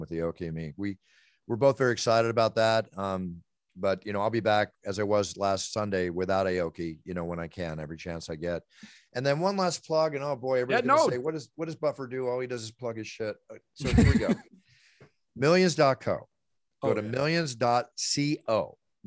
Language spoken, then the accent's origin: English; Philadelphia, Pennsylvania, United States; moved away; Philadelphia is my hometown